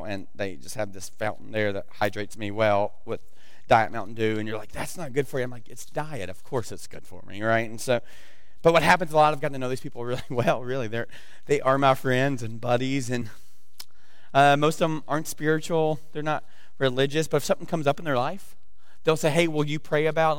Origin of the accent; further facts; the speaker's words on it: the South, United States; moved away; I'm from the South, and so we don't do good with pronunciation